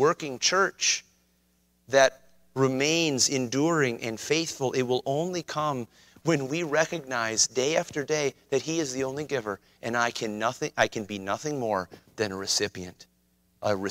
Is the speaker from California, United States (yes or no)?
no; White Bear Lake, Minnesota, United States; I grew up on White Bear Lake